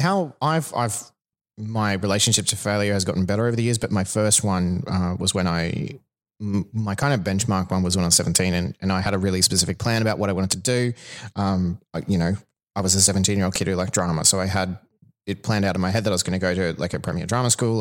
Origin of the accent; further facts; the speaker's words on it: Toowoomba, Queensland, Australia; moved away; I'm, I'm from Toowoomba originally